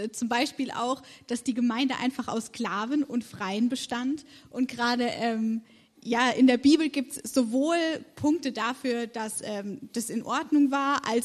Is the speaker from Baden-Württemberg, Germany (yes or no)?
yes; Karlsruhe, Baden-Württemberg, Germany; now in Marburg, Germany; Ich komme ursprünglich aus Karlsruhe und studiere in Marburg soziale Arbeit und praktische Theologie